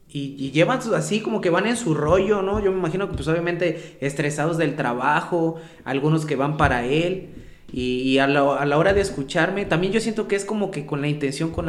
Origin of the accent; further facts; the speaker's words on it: San Bruno, Mexico; Vengo de aquí de San Bruno, yo soy de San Bruno.